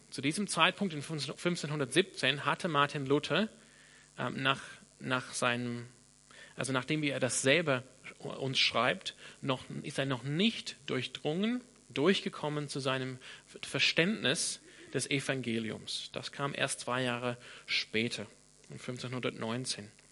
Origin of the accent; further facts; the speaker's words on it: Sydney, New South Wales, Australia; first language English; German is a second language; moved away; ich komme aus Sydney in Australien. Das heißt, meine, meine Muttersprache ist Englisch